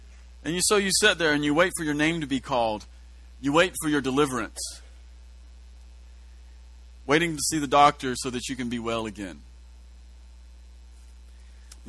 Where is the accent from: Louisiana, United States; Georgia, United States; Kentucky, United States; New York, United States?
Kentucky, United States; we've been raised in such a un-Jewish fashion, which is normal, we're from Kentucky